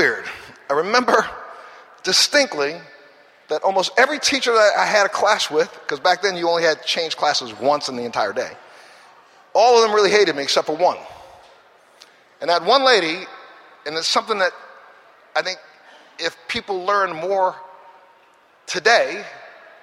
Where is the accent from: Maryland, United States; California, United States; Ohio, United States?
Maryland, United States; Baltimore; I'm that kid that came from the ghetto, the throwaway neighborhood that right now, if you look up Cherry Hill, is still considered Baltimore's worst ghetto.